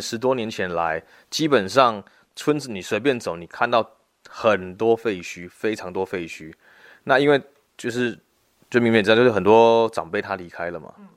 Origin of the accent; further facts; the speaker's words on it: Kaohsiung, Taiwan; moved away as an adult; now in Guantian, Tainan, Taiwan; 我本身是高雄人